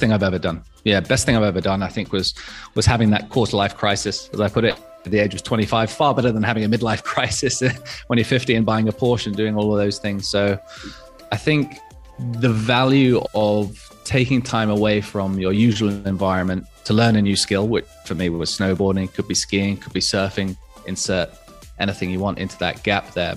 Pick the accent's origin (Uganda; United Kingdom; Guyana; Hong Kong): Hong Kong; born or raised there